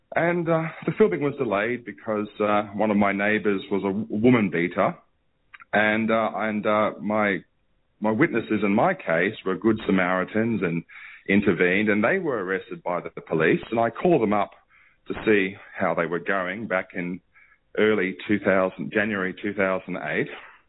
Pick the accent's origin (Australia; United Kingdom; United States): Australia; moved away as an adult; also born or lived in Leichhardt, Sydney; now in Hong Kong; I'm not a refugee to Australia. I'm a refugee from Australia on UNHCR letterhead in Hong Kong